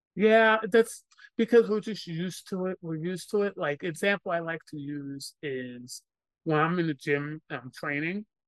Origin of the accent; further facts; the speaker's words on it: New York City, New York, United States; someone who's born and raised in New York City